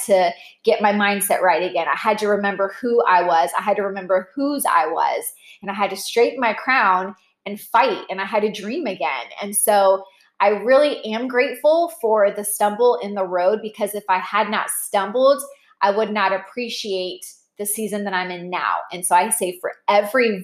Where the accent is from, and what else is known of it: Orlando, Florida, United States